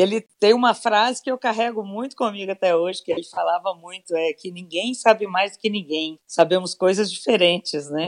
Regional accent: Matutina, Minas Gerais, Brazil; moved away; also born or lived in Divinópolis; sou mineira de Divinópolis. Divinópolis. Nasci lá, mas fui criada em Matutina, que é uma cidade bem pequenininha, que fica no Alto Paranaíba, pro lado de Patos de Minas

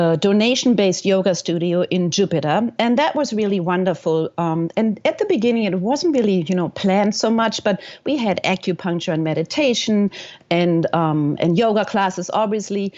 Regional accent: Germany; moved away as an adult; also born or lived in New York / California / Florida; now in United States; I am from Germany, and I came at the ripe age, or not, of 19 years old with my best friend

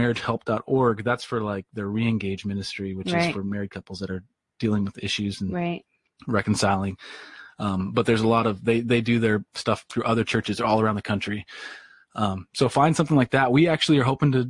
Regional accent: Tacoma, Washington, United States; I grew up here. We didn't live here our whole lives, but we've grown up here

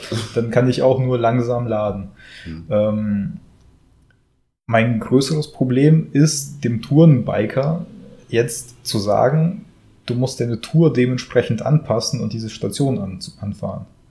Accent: Germany; bei uns in Deutschland.

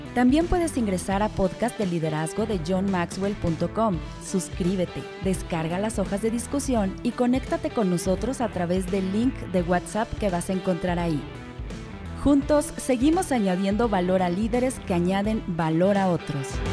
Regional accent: Venezuela; moved away as an adult; now in Mexico; llegamos eh, eh, a, México, de nuestro país de origen, de Venezuela

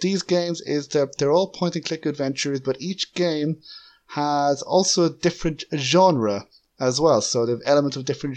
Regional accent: Ireland; as an Irishman

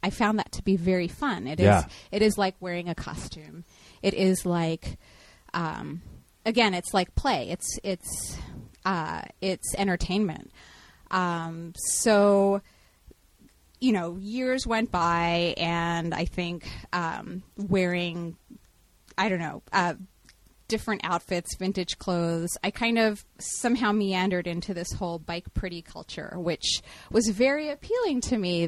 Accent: Houston, Texas, United States; now in Portland, United States; growing up in Texas or whatever in the 90s

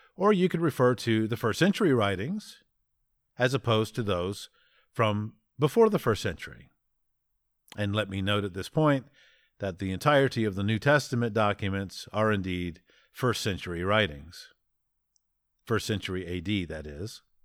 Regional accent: United States; as an American

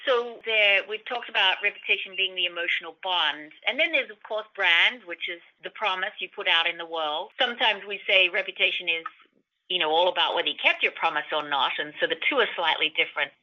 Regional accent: Australia; I'm Australian

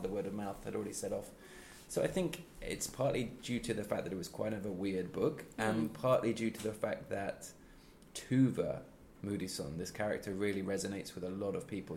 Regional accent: Midlands, United Kingdom; moved away as an adult; now in Sweden; I'm not a London based person, I'm from the Midlands.

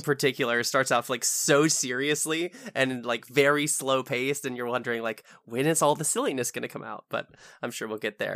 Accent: United States; as an American

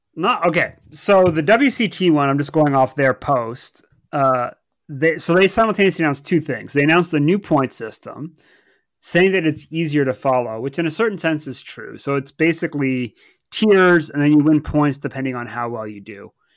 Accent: Canada; now in Southampton, United Kingdom; as a Canadian

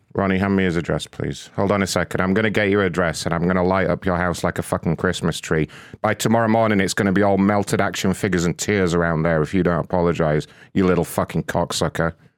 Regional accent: United Kingdom; being British

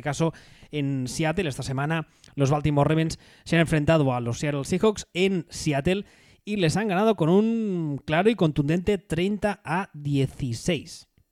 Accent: Catalonia, Spain; como catalán

